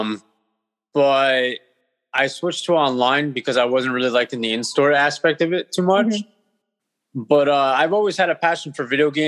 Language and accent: English; Hawthorne, New Jersey, United States; now in Bloomfield, United States; originally I was from Hawthorne, and then I live in Bloomfield at the moment.